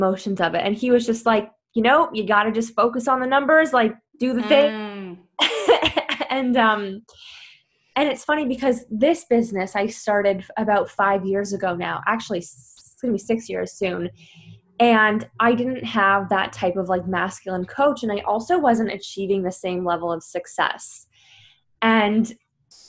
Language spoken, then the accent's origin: English; Canada; now in Paris, France; I'm originally from Canada and I live in Paris